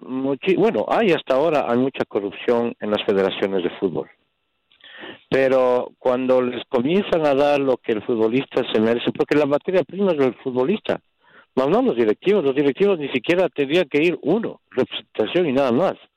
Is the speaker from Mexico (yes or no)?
no; Ecuador; now in Chicago, United States; yo soy ecuatoriano